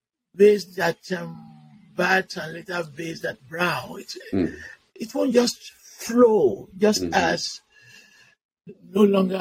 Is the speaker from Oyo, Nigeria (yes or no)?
yes; Ibadan, Oyo, Nigeria; moved away; I'm from Ibadan.